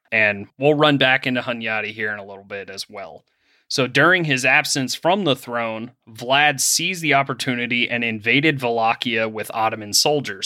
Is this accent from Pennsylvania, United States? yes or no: yes; Pennsylvania, United States; moved away; I am from Pennsylvania originally